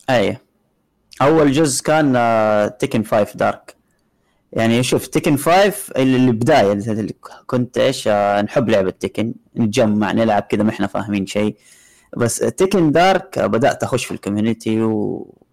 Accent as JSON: {"language": "Arabic", "town": "Jeddah", "region": "Makkah Province", "country": "Saudi Arabia", "said": "هنا عندنا بجده"}